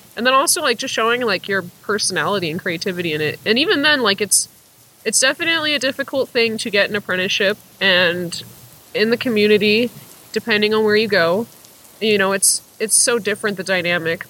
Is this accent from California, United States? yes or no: yes; Sacramento, California, United States; I am from Sacramento